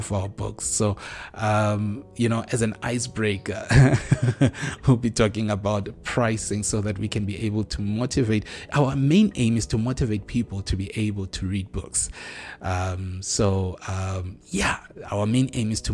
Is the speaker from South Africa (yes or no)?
yes; South Africa; us as South African authors